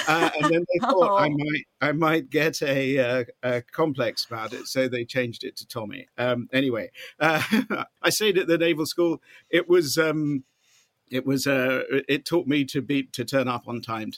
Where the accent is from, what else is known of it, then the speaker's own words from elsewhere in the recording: Norfolk, East of England, United Kingdom; moved away as an adult; now in Austin, United States; I was born in Norfolk, and still love my home county very much indeed